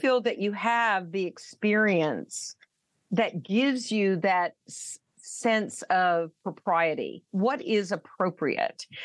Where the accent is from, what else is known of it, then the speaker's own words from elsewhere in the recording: the South, United States; I'm from the South